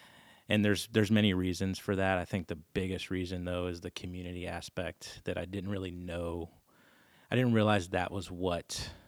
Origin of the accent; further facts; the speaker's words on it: Clinton, Maryland, United States; moved away; So I'm from Clinton, Maryland, little town outside of DC.